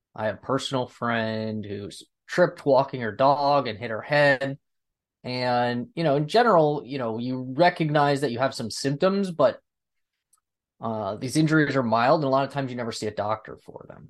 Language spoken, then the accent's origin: English; United States; I'm from the United States